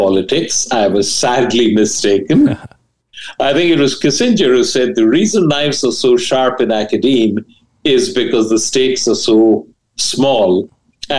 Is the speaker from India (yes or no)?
yes; India; moved away as an adult; also born or lived in Delhi / Ahmedabad; now in United States; I grew up in India, and I was a bright student